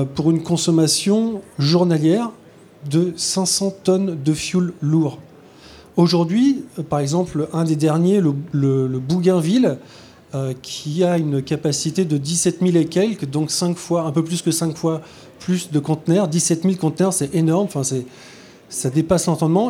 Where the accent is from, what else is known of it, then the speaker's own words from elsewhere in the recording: Brest, Brittany, France; je suis né à Brest